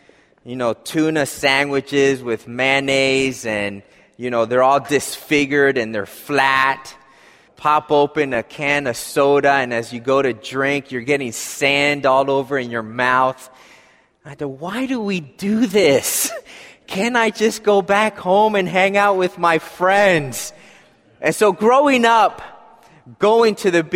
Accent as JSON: {"language": "English", "town": "Philadelphia", "region": "Pennsylvania", "country": "United States", "tie": "born or raised there", "said": "I grew up in Philadelphia, as most of you know, and, you know, in the city"}